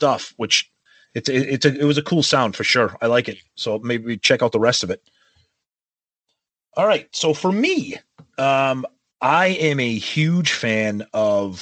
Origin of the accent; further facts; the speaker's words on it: Medford, Massachusetts, United States; my hometown of Medford, Mass, because way back then there was actually a mafia initiation ceremony that was done in the heights of Medford where I grew up.